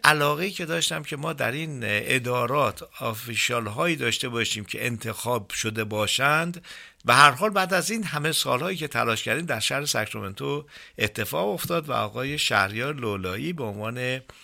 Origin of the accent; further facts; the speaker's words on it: Iran; also born or lived in Northern California; now in California, United States; اینقدر افتخار میکنم به عنوان یک ایرانی